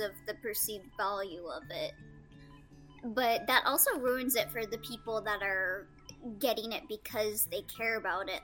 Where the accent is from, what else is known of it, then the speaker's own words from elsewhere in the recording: California, United States; I'm a Californian